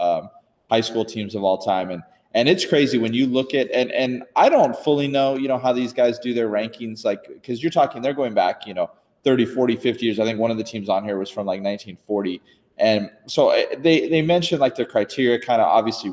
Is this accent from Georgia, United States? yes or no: no; California, United States; moved away; growing up in California